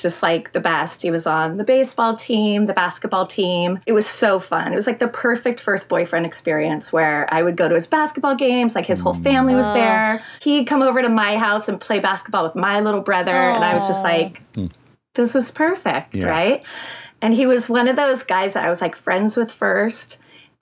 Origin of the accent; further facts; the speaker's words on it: Thousand Oaks, California, United States; I'm born and raised in California